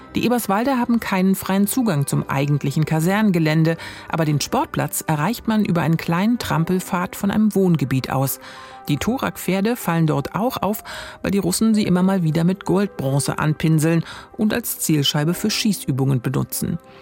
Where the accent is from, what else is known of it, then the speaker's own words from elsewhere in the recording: Bezirk Potsdam, Brandenburg, Germany; Ich bin im Bezirk Potsdam groß geworden, das ist heute Land Brandenburg.